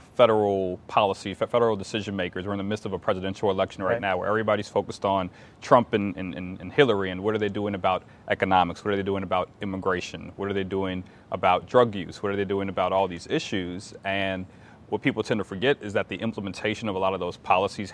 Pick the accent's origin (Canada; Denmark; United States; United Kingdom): United States; New Orleans, Louisiana; moved away as an adult; now in Richmond, United States; I don't hail from Richmond. I hail from New Orleans, yeah. Louisiana. And as a senior in high school, my family suffered the effects of Hurricane Katrina